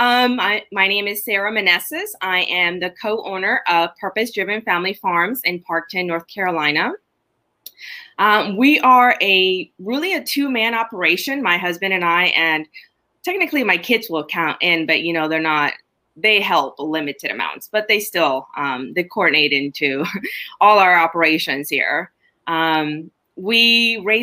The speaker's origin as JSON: {"language": "English", "country": "Honduras", "tie": "born or raised there", "moved": "yes", "lives_now": "United States", "said": "I was born and raised in Honduras"}